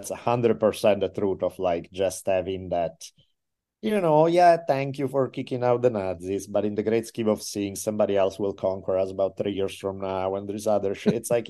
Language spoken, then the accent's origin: English; Italy; And again, I'm from Italy. I'm used to doing shady shit and going beyond the law.